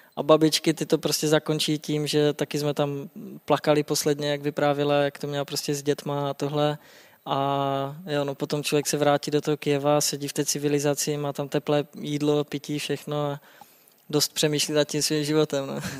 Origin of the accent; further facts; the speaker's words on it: Třinec, Moravian-Silesian Region, Czechia; moved away as an adult; now in Prague, Czechia; já pocházím z Třince a to je kousek jako to je tři kilometry do Polska, tři kilometry na Slovensko